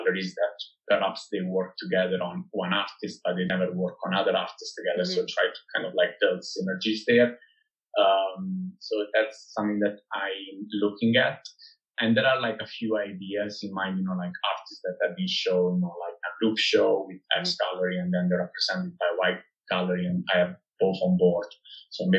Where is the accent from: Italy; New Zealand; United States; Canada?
Italy; moved away; I was born and bred in Italy